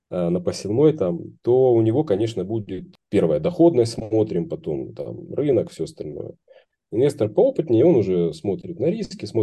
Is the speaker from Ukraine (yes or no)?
no; Rostov-on-Don, Rostov Oblast, Russia; в моем родном городе Ростов-на-Дону э, есть там организация